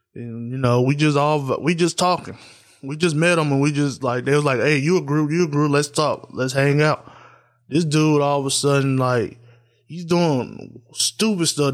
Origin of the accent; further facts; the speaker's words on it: Tennessee, United States; I'm from Tennessee